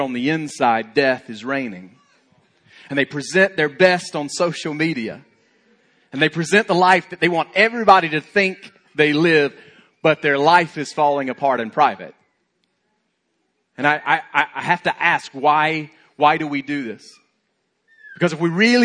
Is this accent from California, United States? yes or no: no; Alabama, United States; I'm from Alabama